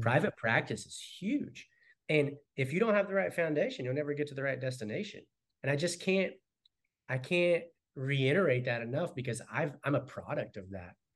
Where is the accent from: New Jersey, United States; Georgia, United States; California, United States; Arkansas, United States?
Arkansas, United States; also born or lived in North Carolina / Texas; now in Keller, United States; I'm originally from Arkansas